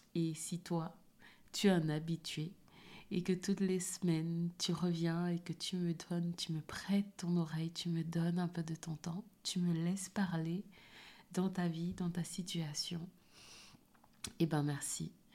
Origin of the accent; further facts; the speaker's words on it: Cameroon; moved away; j'ai grandi au Cameroun et j'étais dans une école privée